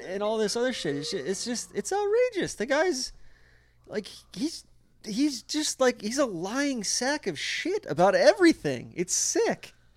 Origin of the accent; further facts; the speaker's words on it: Atlanta, Georgia, United States; I'm from Atlanta.